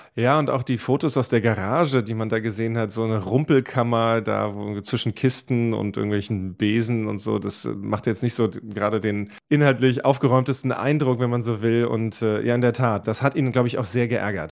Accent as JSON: {"language": "German", "country": "Germany", "said": "bei uns in Deutschland"}